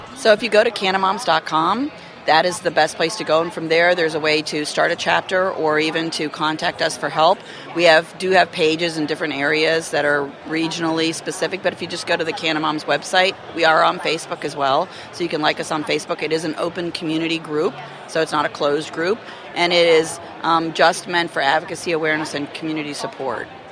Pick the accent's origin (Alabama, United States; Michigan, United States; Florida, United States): Florida, United States; I'm actually from Florida